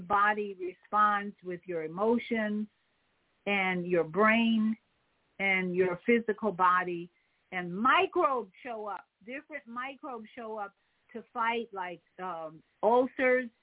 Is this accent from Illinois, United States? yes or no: yes; Chicago, Illinois, United States; in Chicago, of course, my hometown